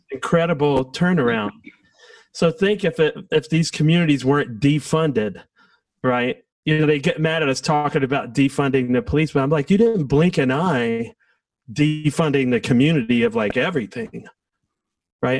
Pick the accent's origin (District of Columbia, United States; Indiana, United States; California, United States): District of Columbia, United States; Washington; I grew up in Southeast Washington